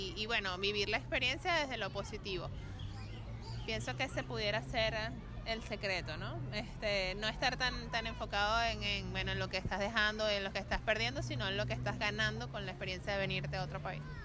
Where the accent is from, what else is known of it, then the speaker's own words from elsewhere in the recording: Margarita Island, Nueva Esparta, Venezuela; moved away as an adult; now in Buenos Aires, Argentina; nosotros venimos de la isla de Margarita